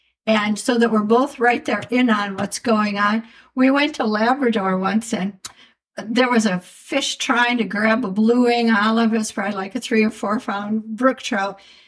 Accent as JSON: {"language": "English", "region": "Midwest", "country": "United States", "tie": "born or raised there", "also_born_or_lived": "Van Buren, Maine", "moved": "as an adult", "said": "growing up in the Midwest, I'd fish for panfish since I was born, just like …. But when we moved up to Van Buren, there was a trout stream right through town"}